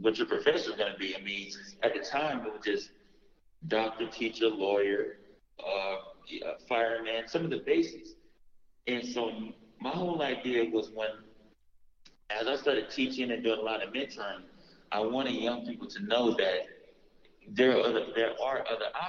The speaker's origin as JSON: {"language": "English", "town": "Los Angeles", "region": "California", "country": "United States", "tie": "born or raised there", "said": "I'm from South Central LA, and born and raised"}